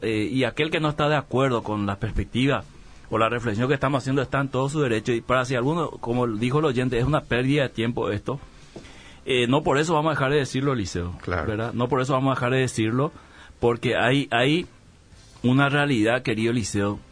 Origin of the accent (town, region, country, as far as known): Paraguay